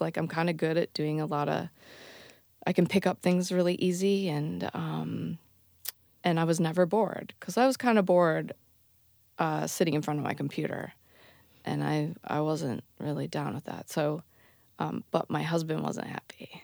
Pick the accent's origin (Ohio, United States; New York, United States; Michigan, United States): Michigan, United States; Bay City; moved away as an adult; also born or lived in Alameda, California; now in Berkeley, United States; I grew up in Michigan, Bay City, Michigan, where … grew up